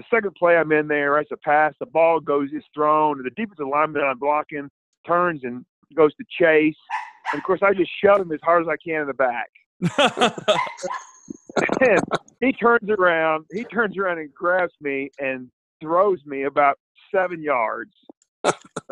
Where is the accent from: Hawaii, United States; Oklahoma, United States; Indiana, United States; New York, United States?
Oklahoma, United States; Broken Arrow; I was from Broken Arrow